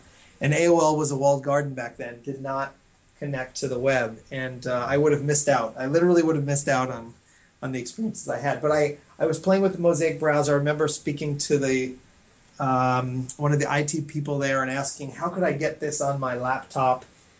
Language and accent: English; New York, United States; So I grew up in the New York area, just north of Manhattan in Westchester County.